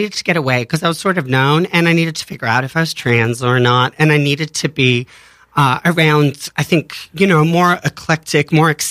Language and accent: English; Australia; moved away as an adult; now in New York, United States; I'm originally from Australia.